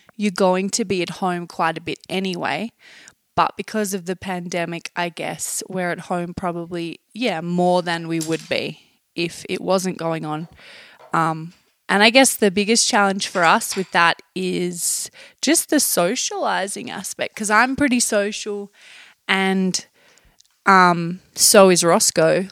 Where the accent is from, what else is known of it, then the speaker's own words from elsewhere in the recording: Tasmania, Australia; moved away as an adult; now in Taos, United States; I'm from Tasmania under Australia.